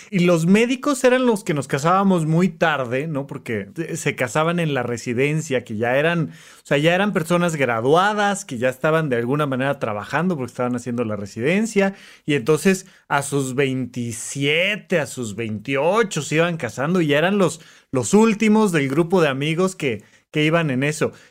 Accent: Toluca, State of Mexico, Mexico; now in Mexico City, Mexico; Pero llegué de Toluca a la Ciudad de México y la idea era vivir ahí cerquita de la universidad, ¿no?

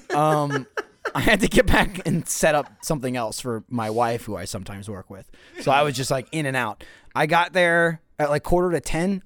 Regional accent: East Coast, United States; moved away; I grew up on the East Coast where there's just hot dogs everywhere

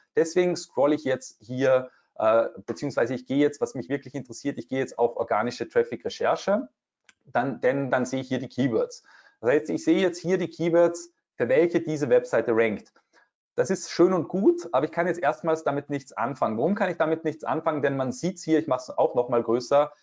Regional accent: Austria; bei uns in Österreich

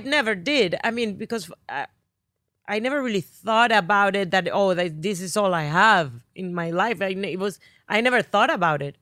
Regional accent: Barranquilla, Atlántico, Colombia; accent: Spanish; English is a second language; moved away as an adult; now in United States; from Barranquilla, Colombia.

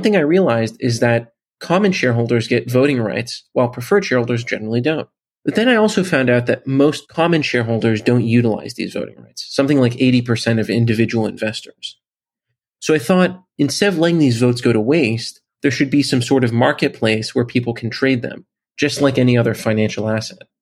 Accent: Bay Area, California, United States; I'm from the Bay Area in California

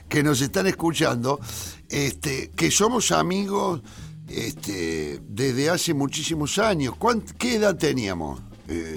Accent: Córdoba, Argentina; moved away; Córdoba, el lugar eh, donde yo nací, el barrio donde yo nací

